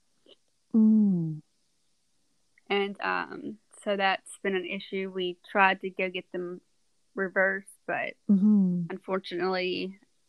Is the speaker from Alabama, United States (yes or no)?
yes; South Alabama, United States; I grew up in South Alabama